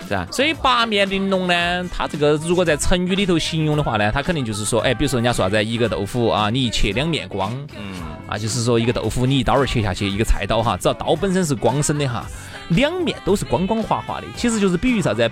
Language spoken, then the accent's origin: Chinese; Sichuan, China; 我们四川人说软，软